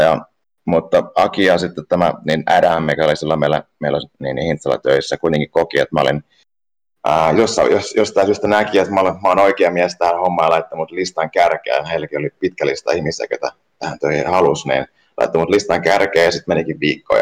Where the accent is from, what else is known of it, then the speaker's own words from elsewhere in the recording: Turku, Southwest Finland, Finland; also born or lived in Ostrobothnia / Africa; mä oon syntynyt tuolla Pohjanmaalla ja, ja tota, sitten elänyt aika sellaisen kansainvälisen elämään, että mä oon ollut pienestä lähtien asuin Afrikassa vähän se jo ja, ja perheen kanssa ja, ja sitten niin, niin, muuten lapsuuden Tur, Turun seudulla